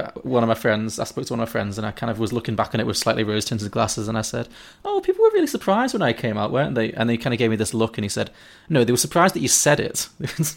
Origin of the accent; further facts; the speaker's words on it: Liverpool, North West England, United Kingdom; I'm from Liverpool, so basically all of my family comes from Irish Catholic background because that's what the area is.